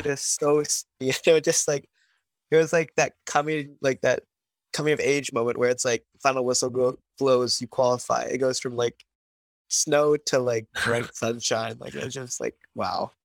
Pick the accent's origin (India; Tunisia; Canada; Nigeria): Canada; Vancouver, British Columbia; I was born in Vancouver